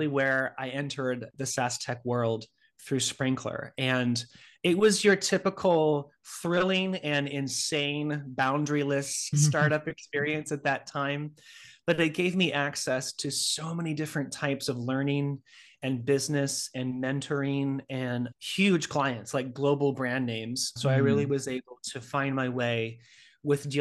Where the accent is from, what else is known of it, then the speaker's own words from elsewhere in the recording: Northern California, United States; moved away as an adult; now in New York City, United States; I'm originally from Northern California